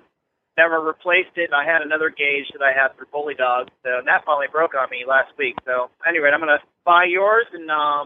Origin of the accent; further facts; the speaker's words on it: Dallas, Texas, United States; I'm from Dallas